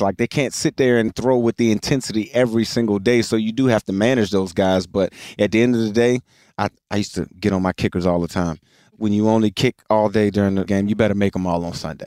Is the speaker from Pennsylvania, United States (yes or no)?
no; Richmond, Virginia, United States; I grew up in Richmond, Virginia